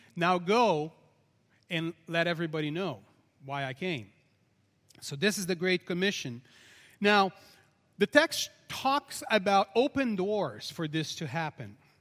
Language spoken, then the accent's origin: English; Brazil; I'm very Portuguese, by the way, even though I'm from Brazil